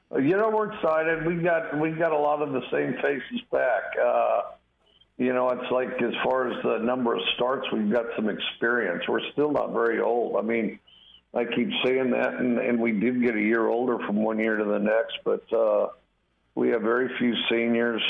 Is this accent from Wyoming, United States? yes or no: yes; Wyoming, United States; moved away; I'm from Wyoming, went back to Wyoming for the 4th of July